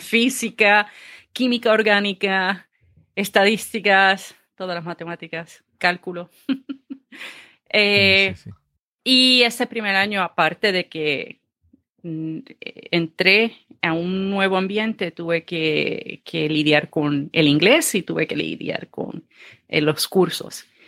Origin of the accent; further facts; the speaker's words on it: Ceiba, Puerto Rico; also born or lived in Fajardo, Puerto Rico / Mayagüez, Puerto Rico; nací en el pueblo de Fajardo, Puerto Rico. Eh, me crié en el pueblo de Ceiba.